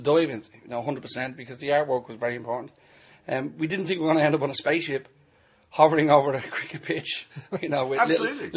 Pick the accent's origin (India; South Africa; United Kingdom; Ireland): Ireland; Dublin, Leinster; I'm from Drimna in Dublin.